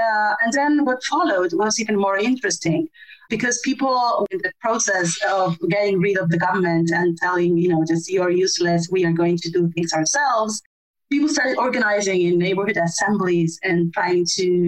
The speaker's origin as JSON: {"language": "English", "country": "Argentina", "said": "I am originally from Argentina"}